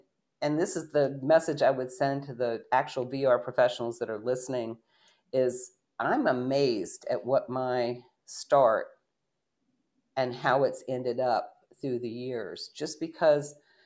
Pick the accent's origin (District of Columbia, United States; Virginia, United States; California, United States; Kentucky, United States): Virginia, United States; Shenandoah Valley; moved away as an adult; I grew up in the Shenandoah Valley of Virginia